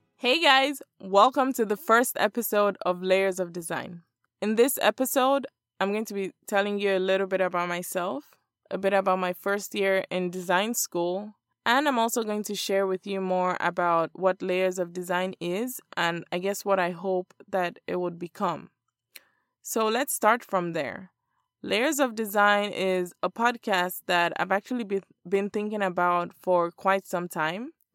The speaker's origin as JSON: {"language": "English", "region": "Lagos", "country": "Nigeria", "tie": "born or raised there", "moved": "as an adult", "lives_now": "Miami, United States", "said": "I was born and raised in Lagos, Nigeria."}